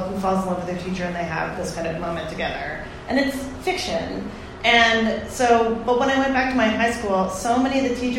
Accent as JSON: {"language": "English", "town": "Toronto", "region": "Ontario", "country": "Canada", "tie": "born or raised there", "said": "I grew up in Toronto"}